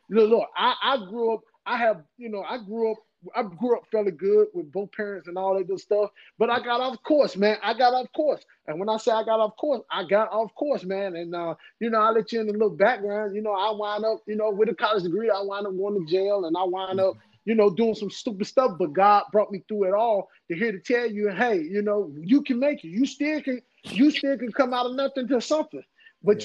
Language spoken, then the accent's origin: English; Henderson, North Carolina, United States; also born or lived in Durham, North Carolina; I'm from Henderson, North Carolina